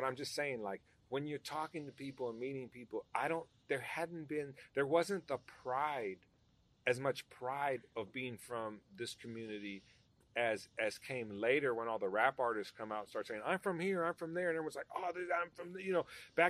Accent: Los Angeles, California, United States; I grew up in that neighborhood my whole life in that whole area around there. You know what I mean? It is part of Crenshaw.

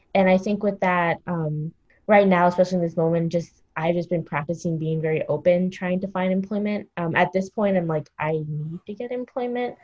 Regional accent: Montgomery County, Maryland, United States; also born or lived in New York City; where I grew up in Montgomery County

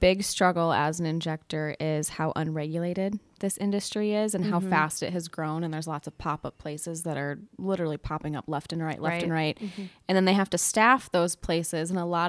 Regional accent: South Dakota, United States; now in Minnesota, United States; Like, I'm from South Dakota, and you have to be at least an RN to inject. So estheticians don't inject back home in South Dakota.

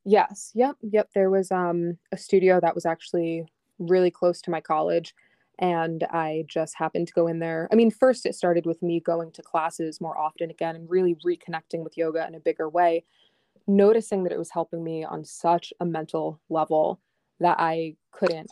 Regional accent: upstate New York, United States; also born or lived in Long Island, New York; we moved from Long Island to upstate New York, which is really just, like, three, four hours, but for a seven-year-old, that's a lot

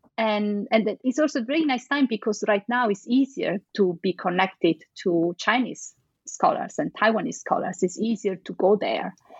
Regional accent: Venice, Veneto, Italy; I am from Venice, so I think, and, and, I can say actually for sure that since I was a little child, I had all these stories about Marco Polo

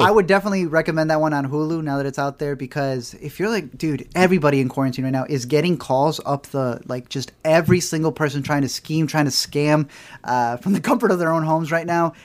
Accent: United States; we're very American

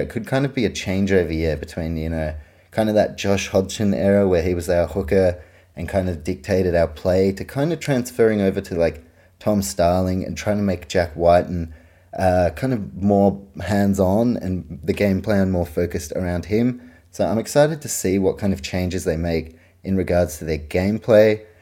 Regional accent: New Zealand; I grew up in New Zealand.

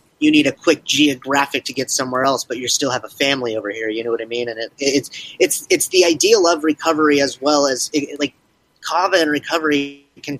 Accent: San Diego, California, United States; I am born and raised in San Diego

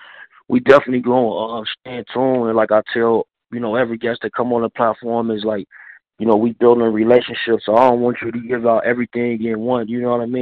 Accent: Chicago, Illinois, United States; I'm from Chicago.

